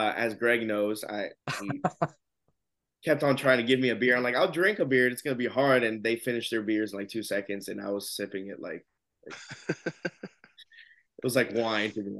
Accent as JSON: {"language": "English", "country": "United States", "said": "As an American"}